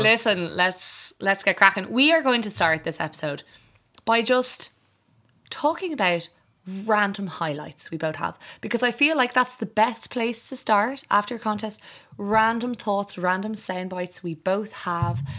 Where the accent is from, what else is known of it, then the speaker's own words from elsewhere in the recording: Ireland; We were no longer Irish people